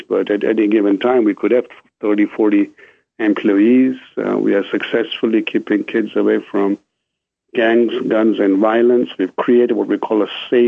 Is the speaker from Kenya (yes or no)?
yes; Kenya; moved away; also born or lived in England; I grew up in Kenya.